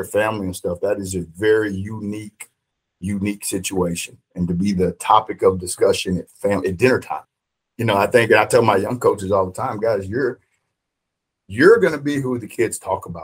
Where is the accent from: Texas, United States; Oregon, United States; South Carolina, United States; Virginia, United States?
Texas, United States; La Marque; also born or lived in The Woodlands, Texas; we moved from the Woodlands to Lamarck